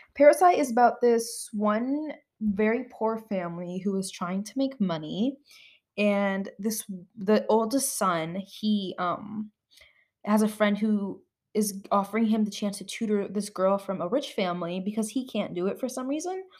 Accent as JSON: {"language": "English", "country": "United States", "said": "because I'm an American"}